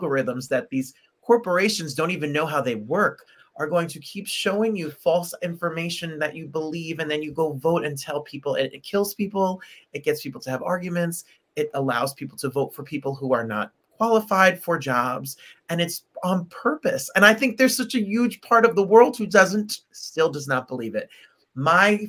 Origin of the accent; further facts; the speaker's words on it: United States; an American born here and born and bred here